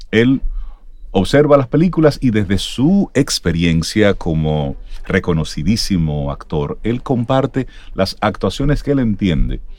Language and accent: Spanish; Dominican Republic; Me da vergüenza decir que soy dominicano.